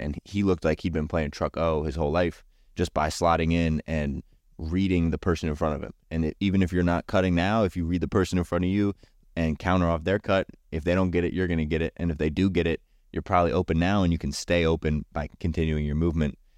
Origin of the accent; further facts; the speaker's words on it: Berryville, Virginia, United States; I was born in Southern Virginia, and I grew up in Berryville, Virginia, which is up north, uh, closer to D C here